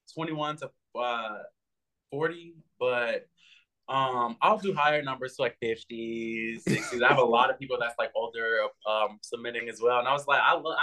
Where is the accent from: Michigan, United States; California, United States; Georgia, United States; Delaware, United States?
California, United States; Los Angeles; I grew up in Hollywood, so that's how I have like the old Hollywood mindset.